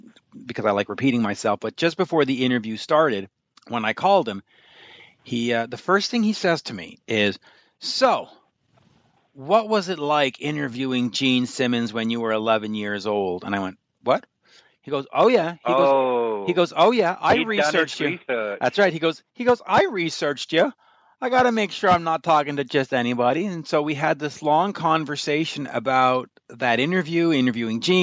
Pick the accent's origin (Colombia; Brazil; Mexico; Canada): Canada; I'm Canadian